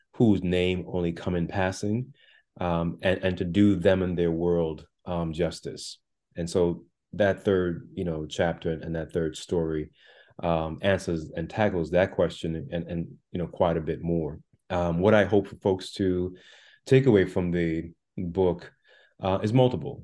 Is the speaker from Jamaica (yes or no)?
yes; Jamaica; also born or lived in Brooklyn, New York, United States; now in United States; I was born on the island of Jamaica, and I came with my mother and brother to Brooklyn, New York, in the late part of the 1980s